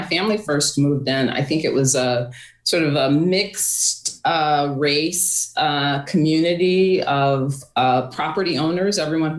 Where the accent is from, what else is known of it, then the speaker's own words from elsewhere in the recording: Waterbury, Connecticut, United States; I actually grew up in the north end of Waterbury